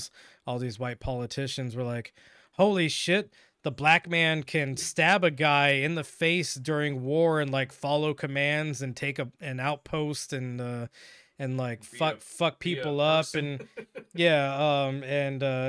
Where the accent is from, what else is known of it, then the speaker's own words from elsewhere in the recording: Washington, United States; I was raised in Washington